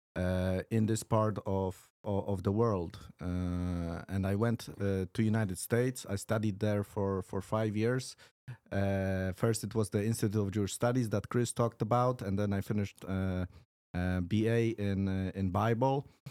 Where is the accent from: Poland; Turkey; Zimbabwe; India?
Poland; English is a second language; also born or lived in Warsaw; pochodzę z, e, z Polski, mieszkam w Warszawie